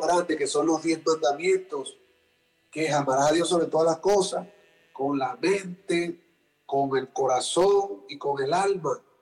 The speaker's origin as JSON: {"language": "Spanish", "country": "Venezuela", "said": "yo soy venezolano, que los venezolanos comemos arepa y cachapa"}